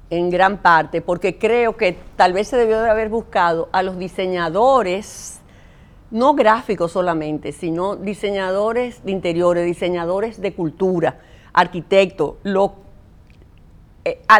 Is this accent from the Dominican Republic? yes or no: yes; Dominican Republic